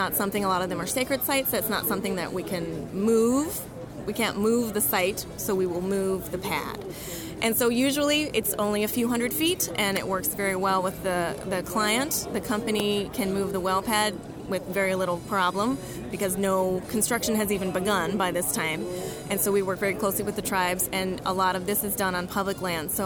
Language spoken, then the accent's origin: English; Richmond, Virginia, United States; moved away as an adult; also born or lived in Rapid City, South Dakota; now in Bismarck, United States; I'm originally from Richmond, Virginia